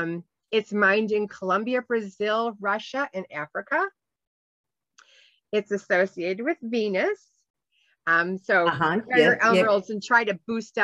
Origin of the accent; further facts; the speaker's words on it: Ireland; You know, I am Irish, so. I do like the emerald.